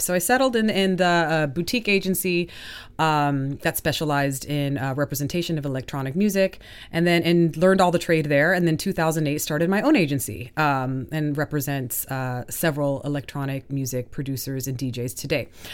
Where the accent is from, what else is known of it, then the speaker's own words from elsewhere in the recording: Southern California, United States; moved away as an adult; also born or lived in Colombia; now in Stockholm, Sweden; from Colombia to Southern California